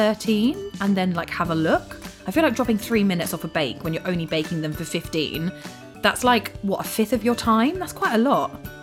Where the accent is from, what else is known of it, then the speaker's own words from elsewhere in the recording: England, United Kingdom; I'm English.